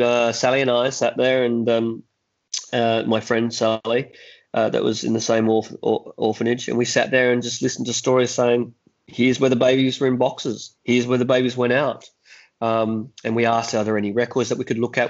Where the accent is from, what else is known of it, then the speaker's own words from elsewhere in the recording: Adelaide, South Australia, Australia; also born or lived in Vietnam; I was raised in Adelaide